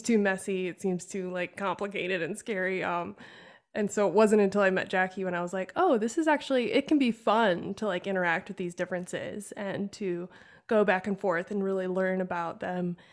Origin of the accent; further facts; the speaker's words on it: Wisconsin, United States; growing up in Wisconsin, which is very, uh, German.